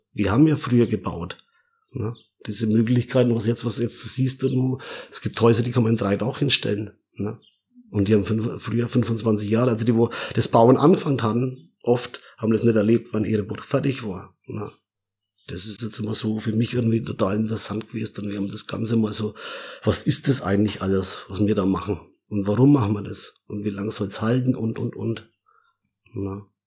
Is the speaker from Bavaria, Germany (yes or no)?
yes; Middle Franconia, Bavaria, Germany; geboren, äh, in Mittelfranken und, äh, ja, aufgewachsen auf dem Bauernhof